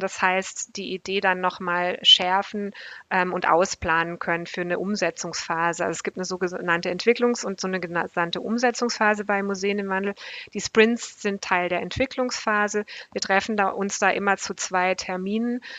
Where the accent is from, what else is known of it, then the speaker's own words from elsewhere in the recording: Black Forest, Baden-Württemberg, Germany; im tiefsten Schwarzwald, wo ich aufgewachsen bin